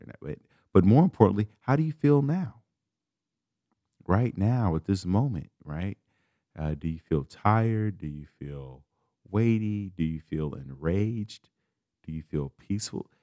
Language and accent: English; Chicago, Illinois, United States; I'm from Chicago